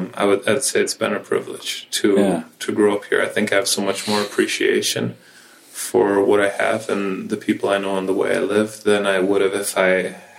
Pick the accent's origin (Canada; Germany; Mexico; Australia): Mexico; But then we grew up in Mexico surrounded by a totally different culture, totally different way of thinking